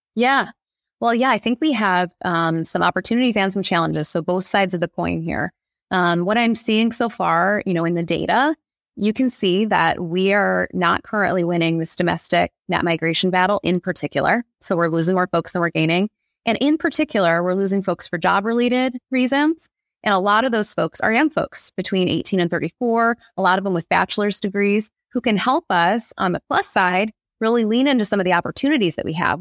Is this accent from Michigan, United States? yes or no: yes; Monroe County, Michigan, United States; moved away as an adult; also born or lived in Brooklyn, New York; now in Detroit, United States; I grew up in Monroe County